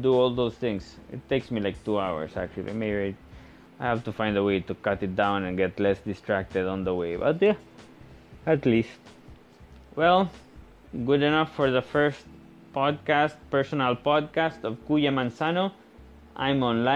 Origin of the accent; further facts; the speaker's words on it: Spain; moved away as an adult; also born or lived in Portugal / Netherlands / China; now in Philippines; born in Spain and living in the Philippines. I'm Spanish Filipino. I'm both. My father Spanish, my mom Filipina, and I've been living in the Philippines for 7 years now.